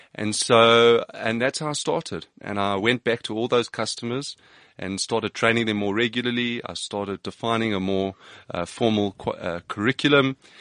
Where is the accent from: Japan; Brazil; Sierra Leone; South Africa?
South Africa; Johannesburg, Gauteng; I grew up in Johannesburg